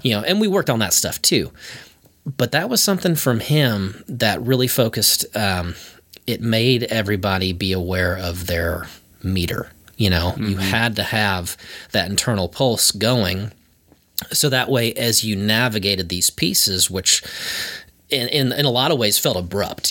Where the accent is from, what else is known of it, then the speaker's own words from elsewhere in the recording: Antioch, Illinois, United States; moved away as an adult; also born or lived in Boston; now in Nashville, United States; I grew up like 45 minutes north of Chicago